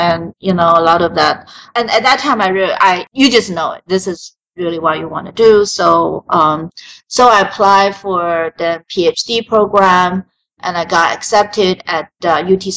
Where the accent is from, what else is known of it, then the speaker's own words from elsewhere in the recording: Taiwan; moved away; I was born and raised in Taiwan.